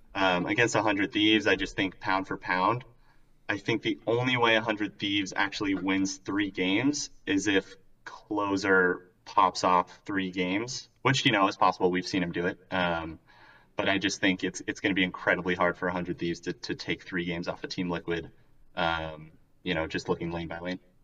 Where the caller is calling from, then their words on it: Provo, Utah, United States; calling from the, uh, the hometown of Brandon Sanderson, Provo, Utah.